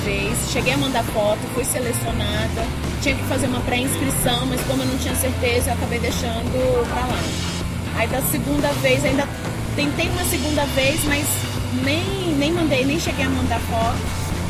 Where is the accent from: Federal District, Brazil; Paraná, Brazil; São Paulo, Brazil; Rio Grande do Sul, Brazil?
Federal District, Brazil; Brasília; eu nasci em Brasília, sou filha de gaúcho, é, de, de gaúcha com boliviano. E desde sempre morei aqui, nunca morei em outro